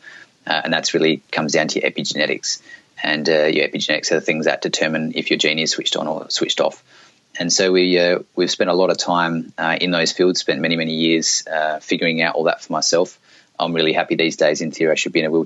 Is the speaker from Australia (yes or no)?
yes; Australia; also born or lived in South Australia / northeast Australia; I grew up in Australia, and I used to live down in South Australia